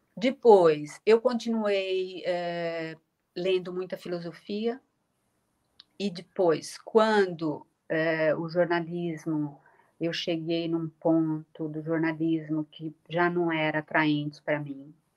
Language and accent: Portuguese; São Paulo, Brazil; accent: Brazilian; moved away as an adult; now in Lisbon, Portugal; eu continuo sendo muito, sendo muito brasileira